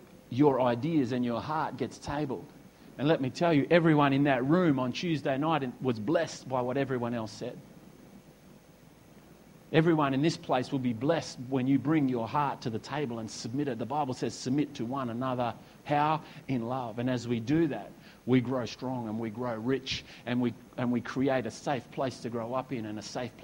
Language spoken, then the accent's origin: English; Perth, Western Australia, Australia; also born or lived in Esperance, Western Australia; now in Noosa, Australia; I was born in Perth. You know, we moved to Esperance, and now we've come over to Noosa